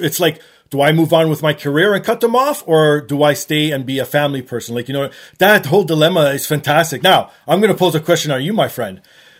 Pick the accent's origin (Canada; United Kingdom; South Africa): Canada; I'm a Canadian